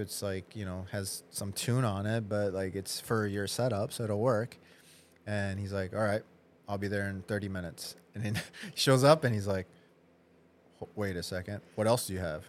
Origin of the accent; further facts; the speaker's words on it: Wisconsin, United States; moved away as an adult; also born or lived in Minnesota; now in Chicago, United States; I was in Midwest, but I grew up in Wisconsin actually